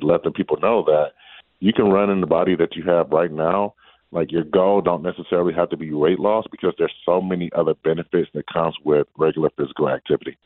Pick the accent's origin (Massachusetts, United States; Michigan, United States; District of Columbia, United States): Michigan, United States; Detroit; moved away; the Detroit Marathon back in my hometown